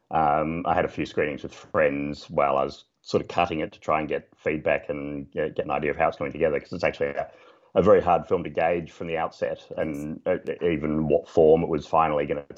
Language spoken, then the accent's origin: English; Melbourne, Victoria, Australia; I grew up in Melbourne